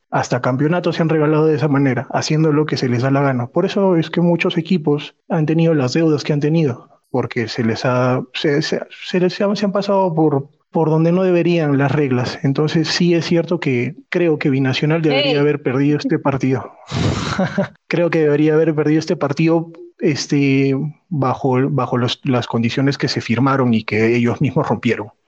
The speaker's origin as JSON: {"language": "Spanish", "region": "Arequipa", "country": "Peru", "said": "yo soy de Arequipa"}